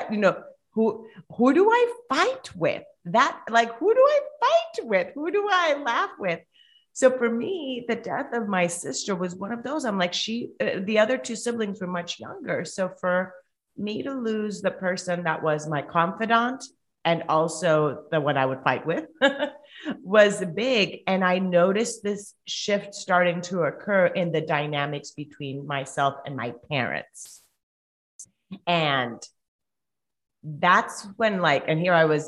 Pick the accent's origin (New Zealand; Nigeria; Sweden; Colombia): Colombia; first language Spanish; English is a second language; moved away as an adult; now in United States; I'm originally from Colombia. So if you guys hear an accent, I do live in the States, but if you hear an accent, it's because I'm from Colombia. So Spanish is my first language